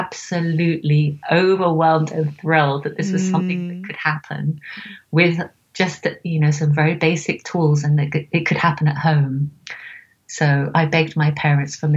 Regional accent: Oxford, South East England, United Kingdom; also born or lived in Seattle; now in London, United Kingdom; I was born in England, in Oxford, and I'm now in London working from my living room

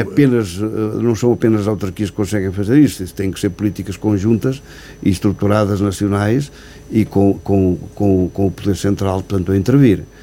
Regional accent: Sabugal, Guarda, Portugal; os 12 anos de presidente junto à freguesia da Rovina, da minha aldeia, portanto, a aldeia onde eu nasci e aldeia, onde vivo, onde resido também.

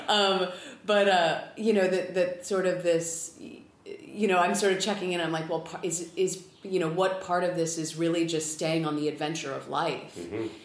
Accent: California, United States; also born or lived in San Diego / Los Angeles; I grew up in California. I lived for eight years in San Diego.

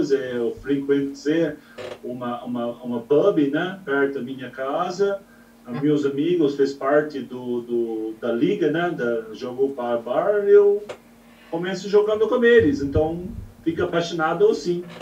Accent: New Zealand; Portuguese is a second language; Eu venho da, do outro lado do mundo, eu sou originalmente de Nova

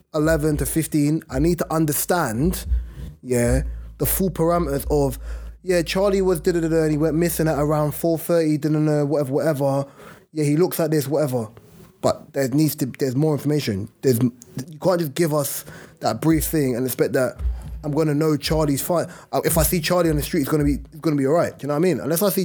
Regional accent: United Kingdom; because we're British, right, that we kind of reign supreme and we're the number ones

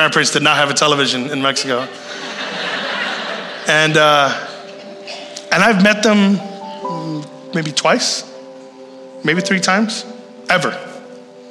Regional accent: Puerto Rico; I'm from Puerto Rico

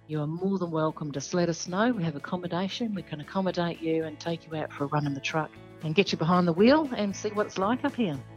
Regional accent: Australia; also born or lived in Western Australia; we as Australian lawmakers

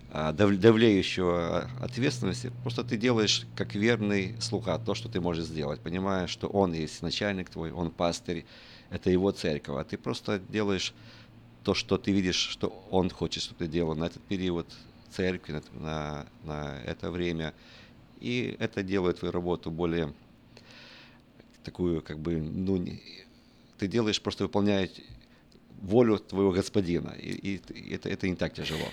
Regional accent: Western Ukraine, Ukraine; я родился в, э, на Западной Украине

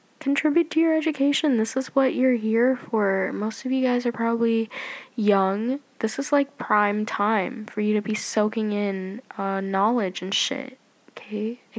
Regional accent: Canada; I'm Canadian

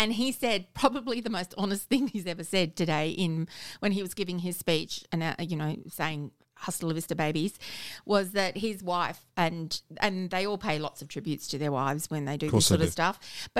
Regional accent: Adelaide, South Australia, Australia; I am from Adelaide.

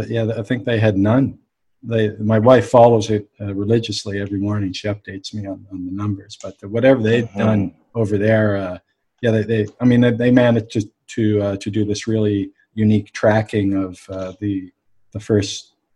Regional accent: Halifax, Nova Scotia, Canada; I'm from Halifax, so I know and play.

